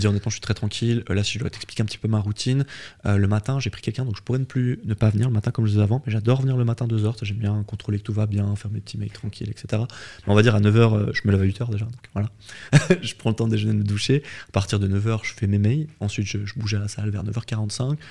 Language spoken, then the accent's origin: French; Switzerland; je suis né en Suisse